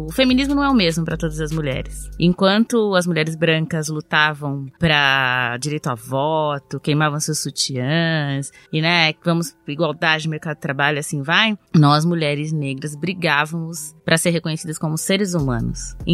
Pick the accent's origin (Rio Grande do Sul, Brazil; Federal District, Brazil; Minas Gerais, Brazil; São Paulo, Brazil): São Paulo, Brazil; tenho 34 anos, sou paulista, paulistana.